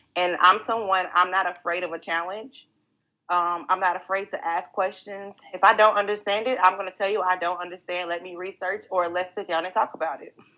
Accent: Greenville, Texas, United States; I'm a native of Greenville, Texas. So growing up in Greenville

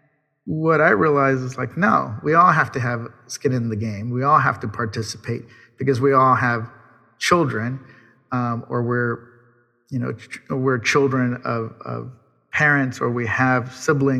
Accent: California, United States; I'm from California

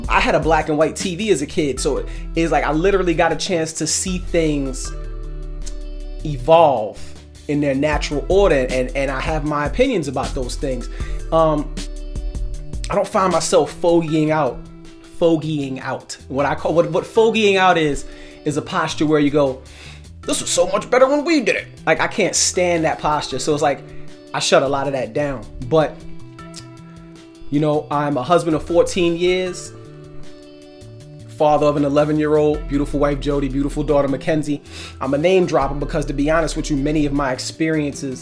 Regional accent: New York City, New York, United States; I was born in Brooklyn, New York. I'm an 80s baby from Brooklyn. I was raised during a very tumultuous time in Brooklyn.

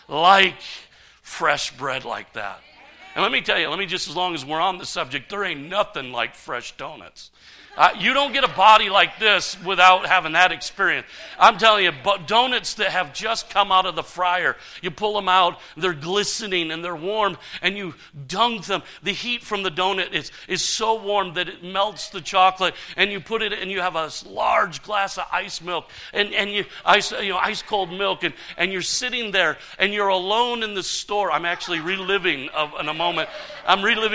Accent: Saginaw, Michigan, United States; I was a kid growing up in Michigan

